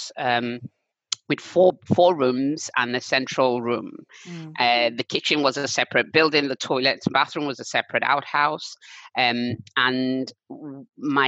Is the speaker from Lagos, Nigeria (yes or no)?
no; Aba, Abia, Nigeria; moved away as an adult; also born or lived in London; I was born in London, but returned to Nigeria when I was about 5. So I spent most of my entire childhood, except those first few years, in Aba, which is in Abia State